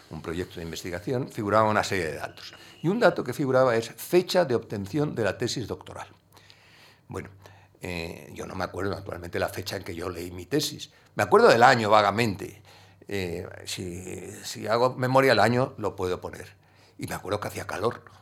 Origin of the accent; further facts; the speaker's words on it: Andalusia, Spain; yo el carácter no le he perdido, yo sigo siendo muy andaluz de carácter.